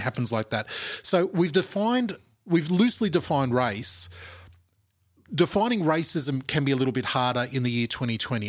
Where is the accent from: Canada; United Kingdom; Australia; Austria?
Australia; our shared national culture, which is mm. Australia